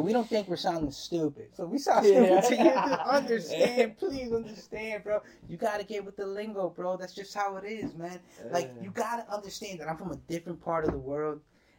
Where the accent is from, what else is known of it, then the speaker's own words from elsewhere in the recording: New Jersey, United States; because I'm from Jersey.